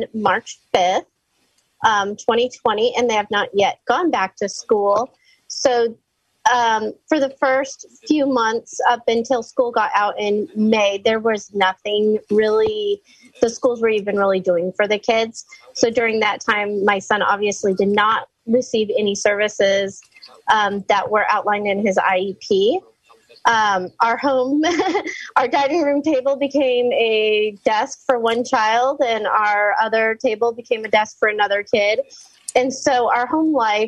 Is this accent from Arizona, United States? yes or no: yes; Arizona, United States; I'm from Arizona